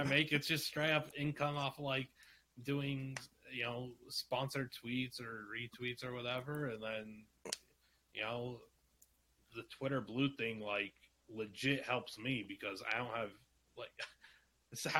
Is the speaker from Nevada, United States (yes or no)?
yes; Las Vegas, Nevada, United States; I'm like the only kid in Vegas that's doing that at that point